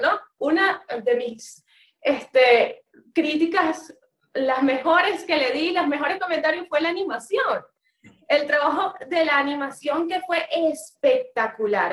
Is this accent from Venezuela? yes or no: yes; Venezuela; como venezolanos